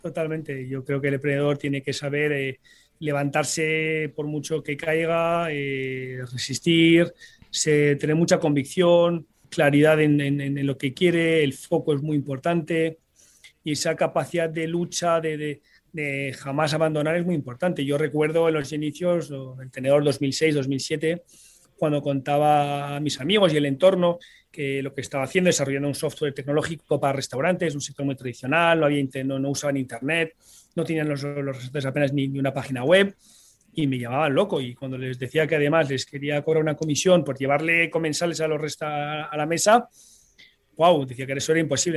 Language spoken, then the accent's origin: Spanish; Paris, Île-de-France, France; also born or lived in Sant Boi de Llobregat, Barcelona, Spain; nos tocó pues emigrar eh, a París, donde yo me crié, me formé